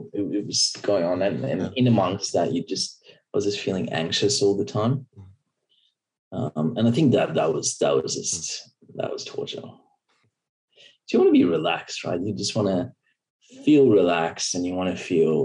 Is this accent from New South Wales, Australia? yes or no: yes; Byron Bay, New South Wales, Australia; I grew up in Byron Bay, which is a small seaside town